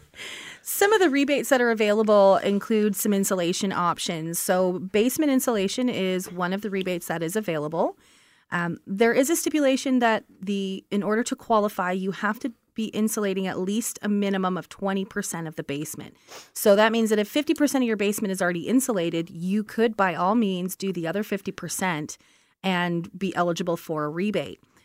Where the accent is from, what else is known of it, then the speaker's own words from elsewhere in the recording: Brantford, Ontario, Canada; I come from Brantford